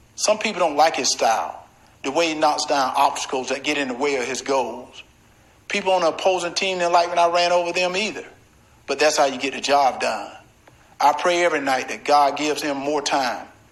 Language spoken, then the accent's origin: English; Deep South, United States; Growing up in the Deep South